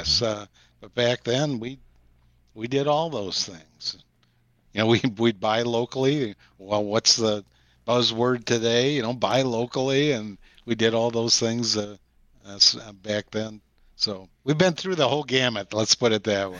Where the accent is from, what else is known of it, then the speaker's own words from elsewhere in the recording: Sauk City, Wisconsin, United States; my hometown of Sauk City and Prairie du Sac